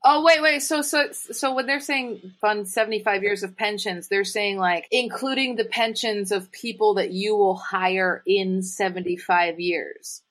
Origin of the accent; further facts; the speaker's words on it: Boston, Massachusetts, United States; I'm from Boston